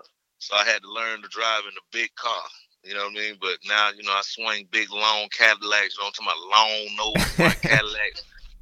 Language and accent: English; Savannah, Georgia, United States; also born or lived in Atlanta; Originally from Savannah, Georgia. I was born in Savannah. Beach boy, and I moved to Atlanta when I was like 5 years old, and then I moved back to Savannah like for middle school, and then I did 1 year in high school in Savannah